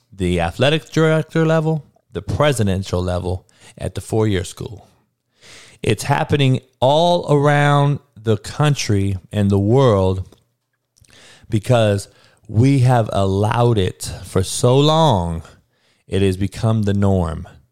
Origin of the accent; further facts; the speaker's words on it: Compton, California, United States; I grew up in Compton, dog, in the hood, in the worst neighborhood